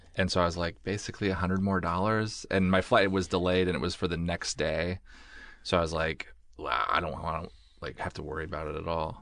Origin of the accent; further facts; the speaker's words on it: Oregon, United States; moved away as an adult; also born or lived in Pullman, Washington; I grew up in Oregon